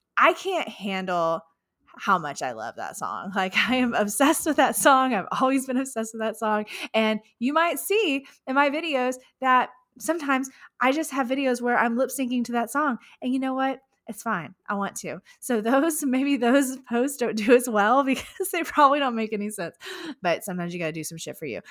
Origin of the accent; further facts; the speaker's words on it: Houston, Texas, United States; Houston, Texas, right here in my hometown